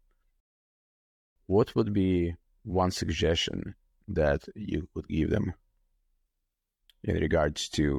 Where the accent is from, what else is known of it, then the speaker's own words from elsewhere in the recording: Ukraine; now in United States; I was born in Ukraine